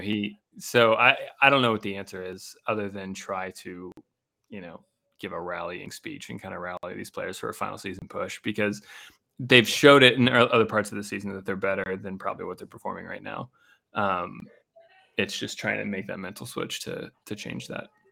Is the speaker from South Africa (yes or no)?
no; Pittsburgh, Pennsylvania, United States; moved away; growing up in Pittsburgh